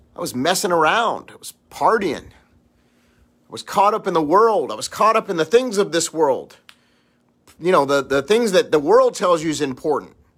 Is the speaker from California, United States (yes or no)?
yes; Los Angeles, California, United States; I grew up in Los Angeles